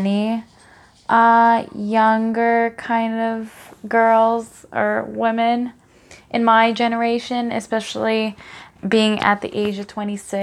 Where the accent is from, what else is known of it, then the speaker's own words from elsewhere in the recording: Montreal, Quebec, Canada; I'm from born and raised in Montreal, Canada, and grew up